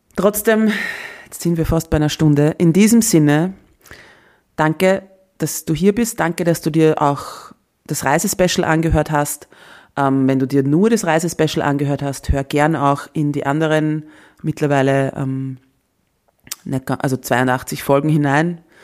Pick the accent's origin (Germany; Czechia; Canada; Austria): Austria; als Österreicherin